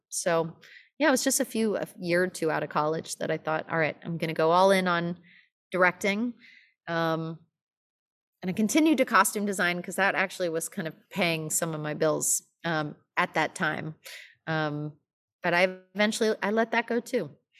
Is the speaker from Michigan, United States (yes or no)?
no; Los Angeles, California, United States; moved away as an adult; now in New York, United States; I'm from Los Angeles. Um, I grew up in L A, and I lived there till I was eighteen